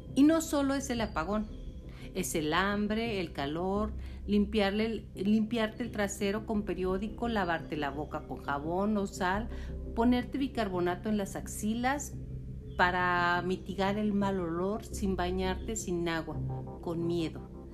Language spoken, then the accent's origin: Spanish; Cuba; also born or lived in Ciego de Ávila, Cuba; siendo cubano